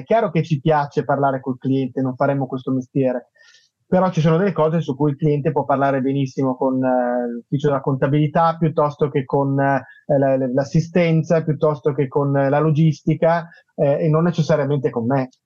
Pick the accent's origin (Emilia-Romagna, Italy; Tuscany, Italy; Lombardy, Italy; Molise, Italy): Lombardy, Italy; Milan; lo dico da milanese